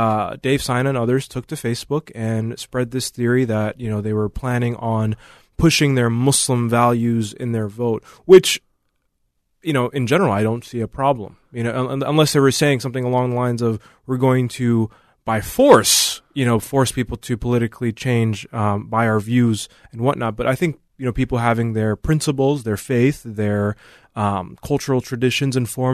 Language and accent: English; St. Paul, Minnesota, United States; now in Woodbury, United States; currently I live in Woodbury, but I grew up in St. Paul.